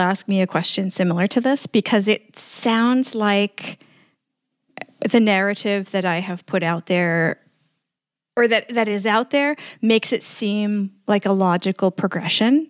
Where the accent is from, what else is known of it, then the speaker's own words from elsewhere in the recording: New York City, New York, United States; moved away as an adult; now in Bucharest, Romania; I grew up in New York City